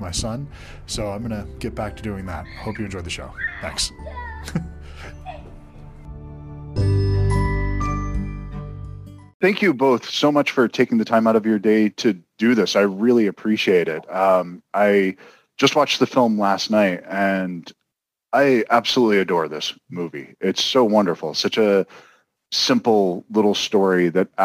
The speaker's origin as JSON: {"language": "English", "country": "United States", "said": "as an American with a strictly American point of view"}